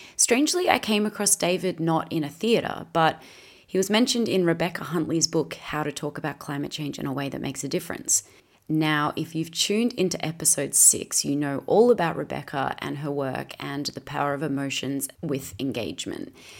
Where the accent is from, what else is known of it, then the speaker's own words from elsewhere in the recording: Australia; I'm an Aussie actress